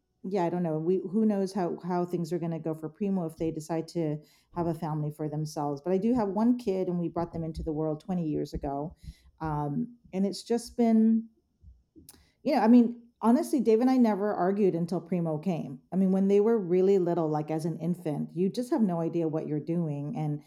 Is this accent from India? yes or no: no; Philippines; in my gender, in as a Filipino, as a woman